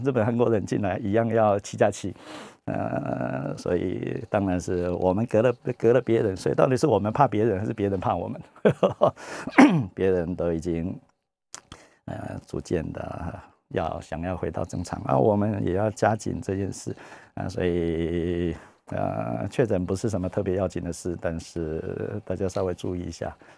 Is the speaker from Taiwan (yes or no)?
yes; Taiwan; 我们台湾人